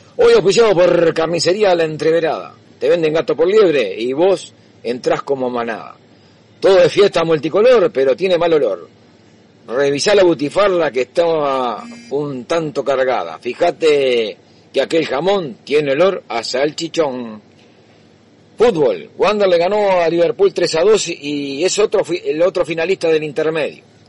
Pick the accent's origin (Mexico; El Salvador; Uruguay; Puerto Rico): Uruguay; estamos al medio de dos países